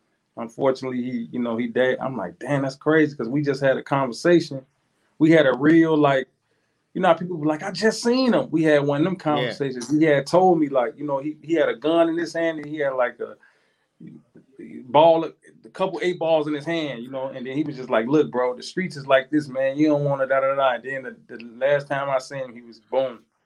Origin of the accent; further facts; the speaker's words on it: Chicago, Illinois, United States; moved away; I'm from Chicago